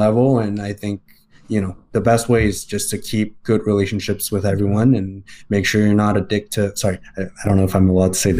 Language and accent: English; Montreal, Quebec, Canada; I'm from Montreal. I was born and raised there.